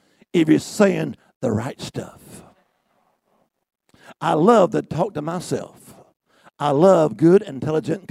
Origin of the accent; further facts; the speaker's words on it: Alabama, United States; I'm from Alabama, too